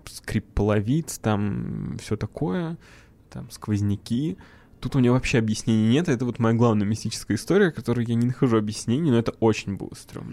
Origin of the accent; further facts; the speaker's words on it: Tolyatti, Samara Oblast, Russia; moved away; Я из Тольятти